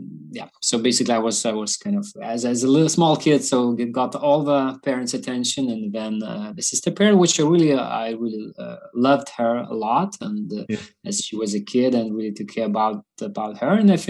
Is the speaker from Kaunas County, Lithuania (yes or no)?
no; Vilnius, Vilnius County, Lithuania; I've been born in Vilnius, Lithuania.